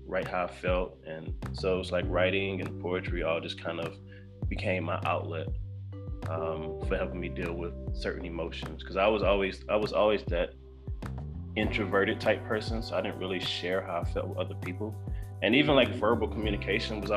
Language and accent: English; Decatur, Georgia, United States; also born or lived in Stone Mountain, Georgia / Statesboro, Georgia; I grew up in Decatur through elementary all the way through about to go to high school